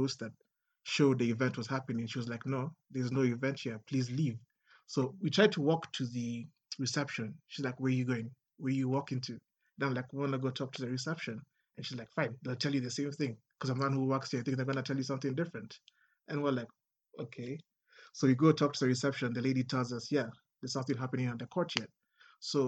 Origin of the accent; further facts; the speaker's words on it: Kenya; in Kenya, I've never felt what it means to be black because all I'm surrounded is by black people